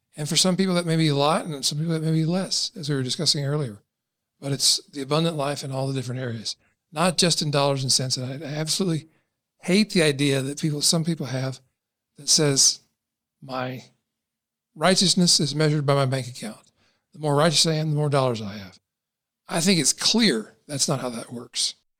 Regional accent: Kentucky, United States; I was born and raised in Kentucky

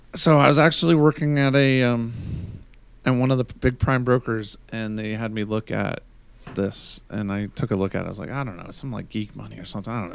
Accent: United States; as an American

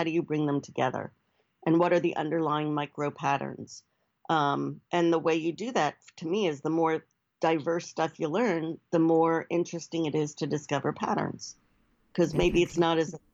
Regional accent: United States; also born or lived in New Jersey / New York City; growing up in the Northeast, New Jersey and New York City.

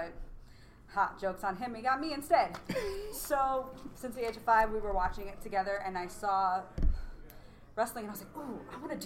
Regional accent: New York City, New York, United States; moved away; I'm a redhead from New York City originally and half Puerto Rican

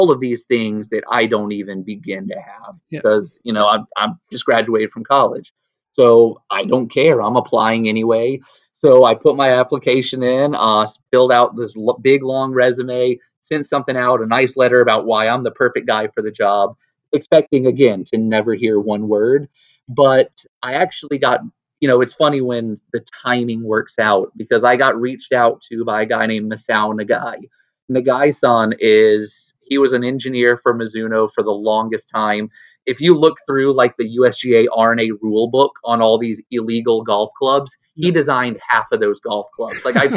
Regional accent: Atlanta, Georgia, United States; also born or lived in Nashville, Tennessee; I grew up in Atlanta, Georgia

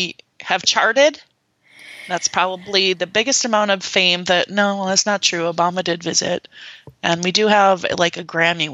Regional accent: small town near Fargo, North Dakota, United States; born or raised there; moved away

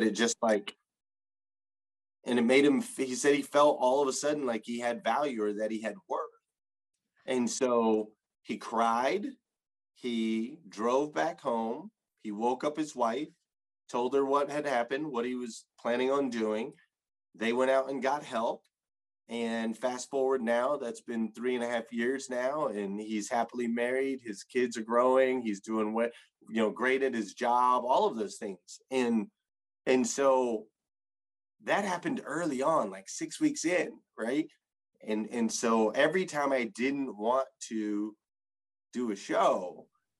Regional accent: Flagstaff, Arizona, United States; I grew up in Flagstaff, Arizona.

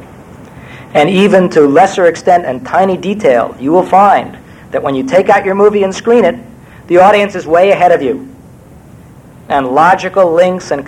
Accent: New York, United States; also born or lived in Iowa; I was born in New York in 1945 and raised in Manhattan

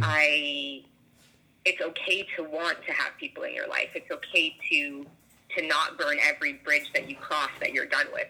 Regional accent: Toronto, Ontario, Canada; moved away; I currently don't live in Toronto. I'm from Toronto.

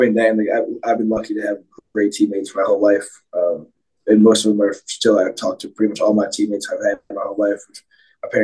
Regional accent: Philadelphia, Pennsylvania, United States; when I grew up in Philly, there was a team called the Anderson Monarchs

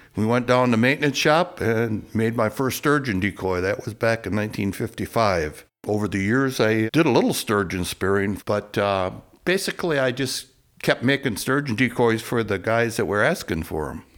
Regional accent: Appleton, Wisconsin, United States; from Appleton, Wisconsin

